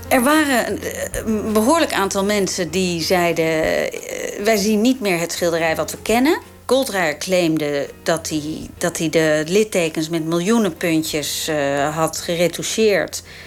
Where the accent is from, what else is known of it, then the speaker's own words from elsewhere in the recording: Amsterdam, North Holland, Netherlands; Ik groeide op in Amsterdam, jaren zeventig.